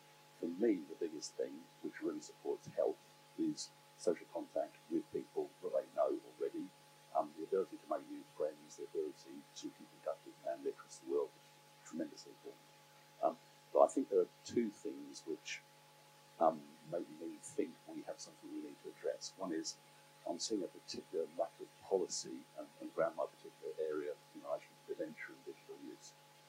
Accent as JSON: {"language": "English", "town": "Southampton", "region": "South East England", "country": "United Kingdom", "said": "I'm from Southampton, Itchen, CLP."}